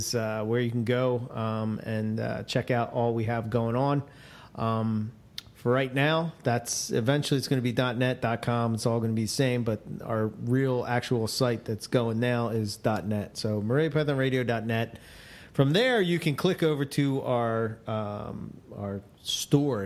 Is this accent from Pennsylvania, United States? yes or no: yes; Philadelphia, Pennsylvania, United States; accent: Philly; It's my Philly accent.